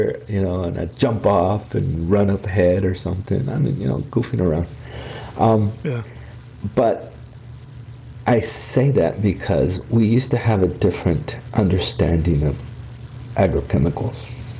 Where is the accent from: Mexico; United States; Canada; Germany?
Mexico; born there; I was born in Mexico. My parents were farm workers here in California, here actually in San Diego County.